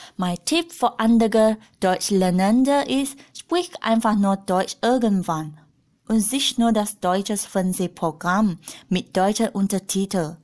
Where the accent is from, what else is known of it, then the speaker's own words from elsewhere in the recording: Malaysia; German is a second language; moved away as an adult; now in Germany; Ich komme aus Malaysia und ich bin in 1992 geboren